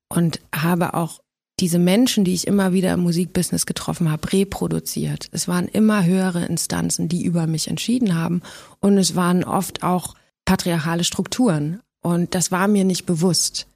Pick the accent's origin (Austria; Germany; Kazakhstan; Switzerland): Germany; Gifhorn, Lower Saxony; moved away; in Gifhorn bin, in meiner alten Heimat